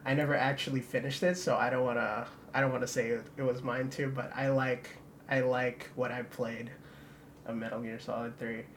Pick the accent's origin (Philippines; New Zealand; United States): Philippines; I was born in the Philippines